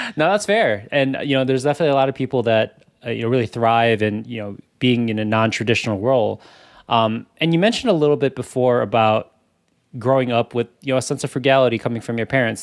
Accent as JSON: {"language": "English", "town": "Chicago", "region": "Illinois", "country": "United States", "tie": "born or raised there", "said": "we grew up in Chicago"}